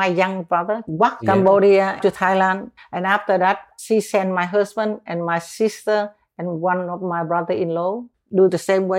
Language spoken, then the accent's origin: English; Bien Hoa, Dong Nai, Vietnam; I come from Bien Hoa. We are very close to Saigon. At Bien Hoa, they have a very big air base.